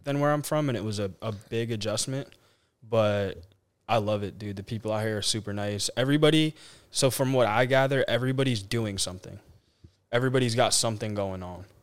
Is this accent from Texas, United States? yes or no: no; Carteret, New Jersey, United States; moved away as an adult; now in Nashville, United States; I'm from Carteret, New Jersey. Um, born and raised, never lived anywhere else in my life.